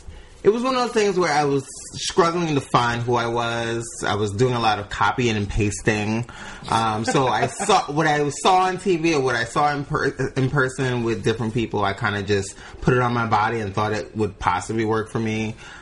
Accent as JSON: {"language": "English", "town": "New York City", "region": "New York", "country": "United States", "tie": "born or raised there", "said": "growing up in the Bronx, New York, wasn't the easiest, but it wasn't the most difficult."}